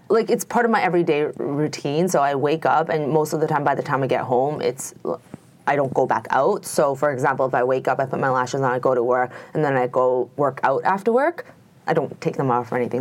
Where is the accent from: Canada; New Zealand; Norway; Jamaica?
Canada; also born or lived in Toronto, Canada; I'm Canadian, very proud Canadian.